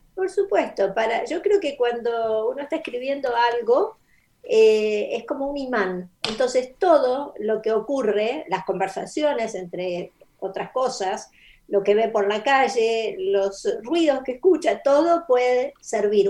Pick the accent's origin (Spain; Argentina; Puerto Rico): Argentina; Mendoza; first language Spanish; moved away; also born or lived in Rosario / United States; viví en Mendoza, eso es la, respuesta es que mi infancia es en Mendoza.